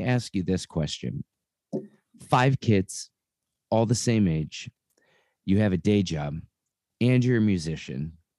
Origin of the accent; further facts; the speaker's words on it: Cleveland, Ohio, United States; now in Columbus, United States; I'm originally from Cleveland.